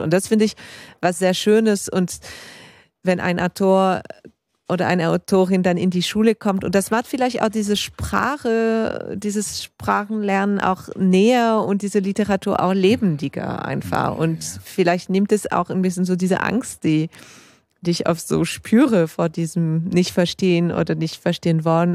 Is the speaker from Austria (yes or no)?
no; Geneva, Switzerland; also born or lived in Berlin; ich bin in Genf aufgewachsen